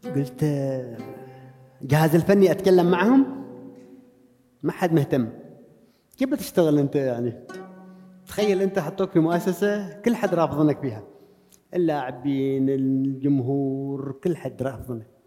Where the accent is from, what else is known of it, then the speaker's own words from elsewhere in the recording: Oman; انا عماني بدرب في البرازيل